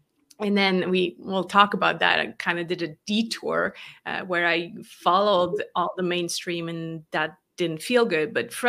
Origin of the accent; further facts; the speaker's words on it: Switzerland; English is a second language; I grew up in Switzerland, born and raised to Swiss parents. People are always kind of like, huh, you sound American. I'm not. I really grew up here in this tiny country over in Europe, and learned English much later